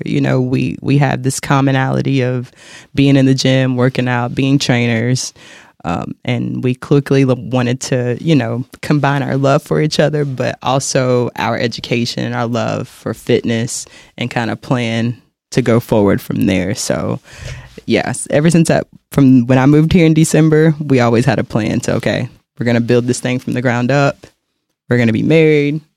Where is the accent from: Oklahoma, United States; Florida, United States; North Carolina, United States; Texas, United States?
North Carolina, United States; Charlotte; moved away as an adult; now in Kansas City, United States; I'm originally from North Carolina, Charlotte, North Carolina